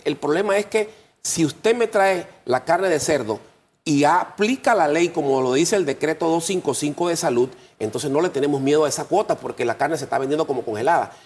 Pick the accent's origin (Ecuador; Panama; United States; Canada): Panama; nosotros como panameños